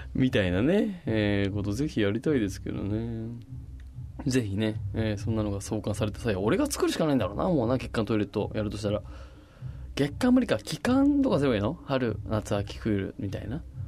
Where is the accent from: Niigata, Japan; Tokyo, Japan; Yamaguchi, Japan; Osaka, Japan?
Tokyo, Japan; Machida; 町田って私の地元